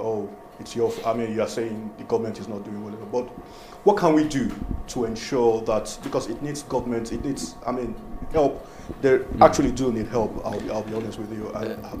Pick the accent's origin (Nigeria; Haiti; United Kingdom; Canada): Nigeria; I'm from Nigeria.